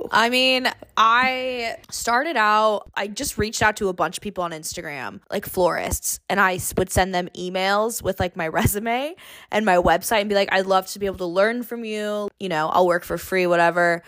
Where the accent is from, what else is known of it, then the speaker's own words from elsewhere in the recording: Long Beach, California, United States; now in San Diego, United States; I'm originally from Long Beach, California. Born and raised, go Beach, L B C.